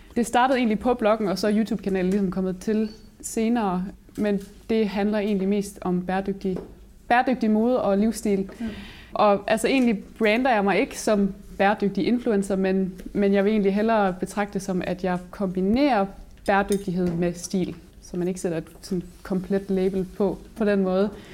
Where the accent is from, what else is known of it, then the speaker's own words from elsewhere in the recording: Aabenraa, Southern Denmark, Denmark; now in Vojens, Denmark; Jeg kommer oprindeligt fra Åben Rå